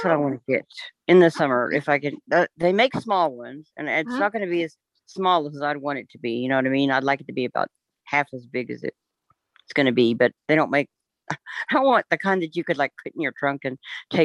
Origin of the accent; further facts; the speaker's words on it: Texas, United States; moved away as an adult; now in Oklahoma, United States; I'm in Oklahoma, but I'm from Texas